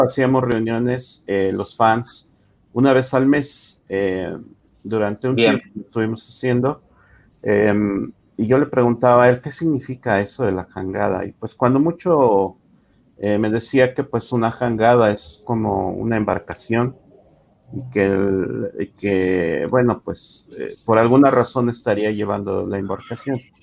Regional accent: Mexico; como mexicano poco cosmopolita

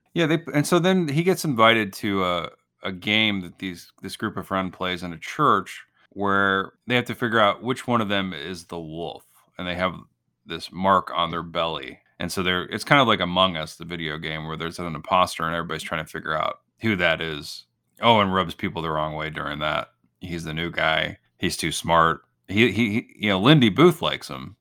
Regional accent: Illinois, United States; I grew up in Illinois

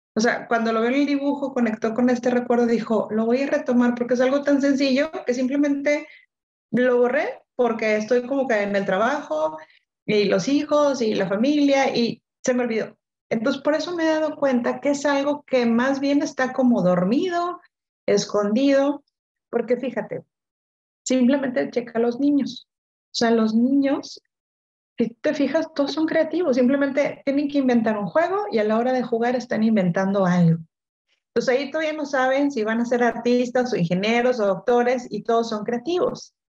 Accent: Monterrey, Nuevo León, Mexico; yo soy de Monterrey, ya regresé a Monterrey

